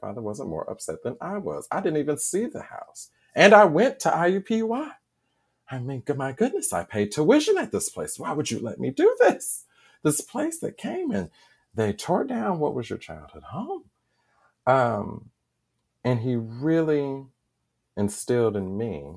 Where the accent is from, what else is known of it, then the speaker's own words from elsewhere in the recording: Indianapolis, Indiana, United States; I am a lifelong Hoosier, born and raised here.